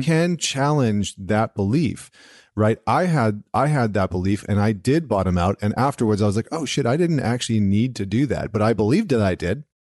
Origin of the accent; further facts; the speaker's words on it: central Alberta, Canada; I grew up in Alberta, central Alberta, which is, like, the Texas of Canada